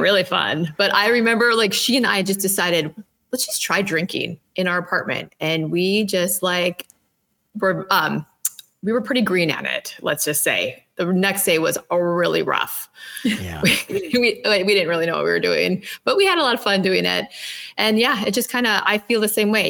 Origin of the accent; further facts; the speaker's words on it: Minnesota, United States; I'm from Minnesota.